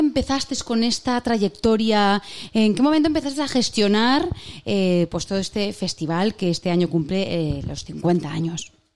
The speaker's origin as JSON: {"language": "Spanish", "town": "Huesca", "region": "Aragon", "country": "Spain", "said": "soy de Huesca"}